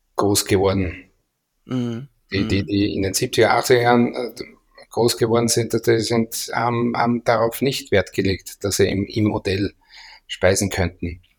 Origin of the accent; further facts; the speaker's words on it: Austria; wir sind Österreicher